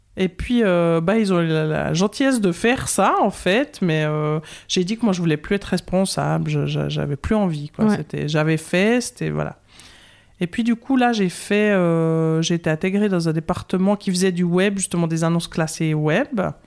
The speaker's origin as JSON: {"language": "French", "town": "Courtelary", "region": "Bern", "country": "Switzerland", "tie": "born or raised there", "also_born_or_lived": "Lausanne, Vaud", "accent": "Bernese Jura", "moved": "as an adult", "lives_now": "Vaud, Switzerland", "said": "je viens euh, du Jura bernois, j'ai un petit accent du Jura bernois, je viens de Courtelary, l'endroit où on met les noisettes en quinconce dans le ragusa, où j'ai vécu jusqu'à 19 ans"}